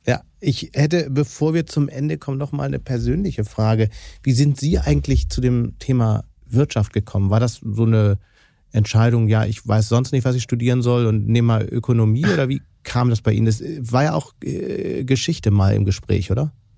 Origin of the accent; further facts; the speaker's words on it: Hamburg, Germany; als Hamburger